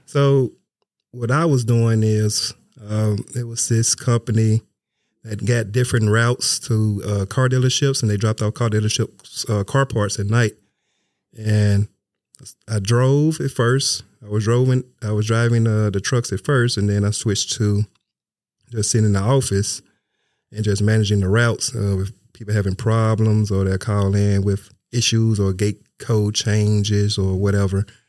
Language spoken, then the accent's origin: English; Memphis, Tennessee, United States; moved away; I'm from Memphis, Tennessee